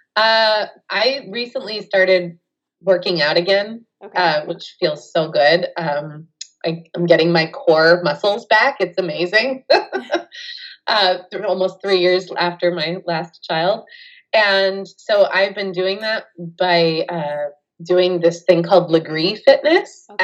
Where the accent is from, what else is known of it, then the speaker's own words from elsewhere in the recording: California, United States; I'm from California